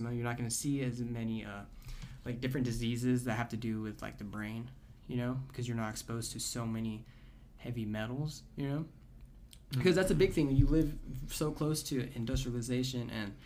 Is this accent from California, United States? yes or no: yes; Orosi, California, United States; I grew up in Orosi, California